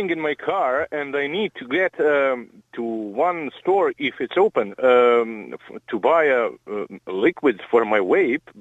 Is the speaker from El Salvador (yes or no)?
no; Croatia; English is a second language; now in Ireland; I'm I'm from Croatia